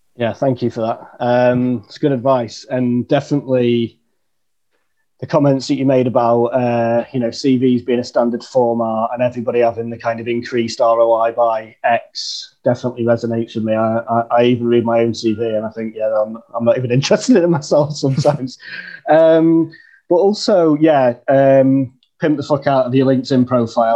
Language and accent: English; Chesterfield, East Midlands, United Kingdom; now in London, United Kingdom; I'm living in London, uh, but right. I'm from a place called Chesterfield in the north okay. of England